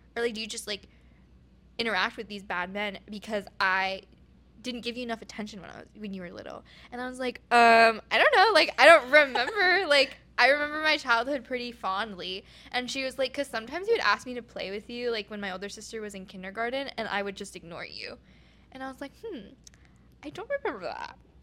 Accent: Oregon, United States; moved away; I'm from Oregon

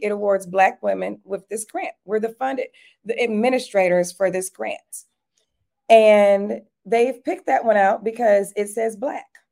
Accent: Detroit, Michigan, United States; now in Atlanta, United States; I grew up in Detroit, Michigan

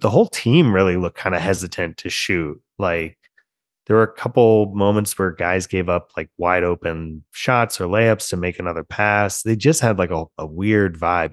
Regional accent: Germantown, Maryland, United States; a former Seneca Valley quarterback from Germantown, Maryland, um, kid named Brian Fleury, who was a quarterback in my hometown in the nineties

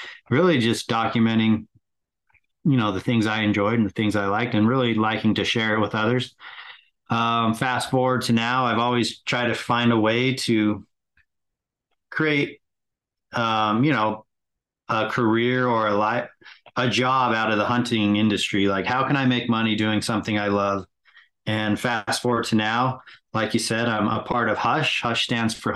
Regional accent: West Jordan, Utah, United States; also born or lived in California; Grew up in West Jordan

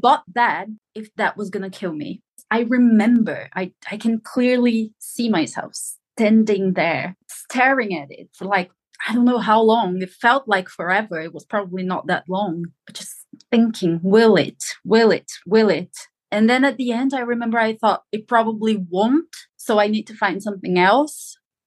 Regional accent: São Paulo, Brazil; moved away as an adult; now in England; I was born and lived in the capital of, not in the capital of Brazil, but São Paulo, the capital of São Paulo

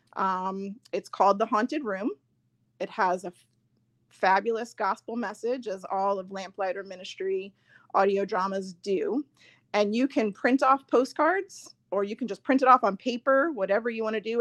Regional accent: Long Island, New York, United States; moved away as an adult; also born or lived in Virginia; I grew up in New York. I grew up on Long Island

